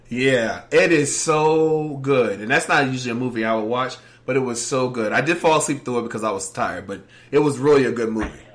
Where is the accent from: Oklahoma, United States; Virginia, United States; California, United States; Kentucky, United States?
Virginia, United States; I'm from Virginia, and DC is like my backyard.